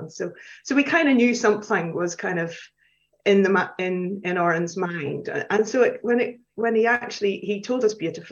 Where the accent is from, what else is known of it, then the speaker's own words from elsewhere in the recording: Belfast, Northern Ireland, United Kingdom; moved away as an adult; now in Edinburgh, United Kingdom; I grew up in Belfast